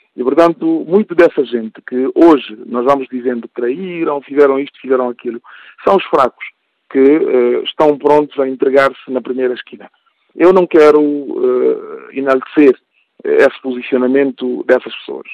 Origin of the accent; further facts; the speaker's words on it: Guinea-Bissau; eu sou guineense e o que me preocupa é o futuro do meu país